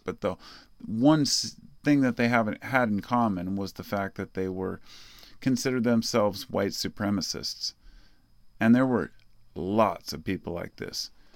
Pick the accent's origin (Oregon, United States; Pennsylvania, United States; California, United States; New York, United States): Oregon, United States; Portland; I grew up in Portland. I've lived here my whole life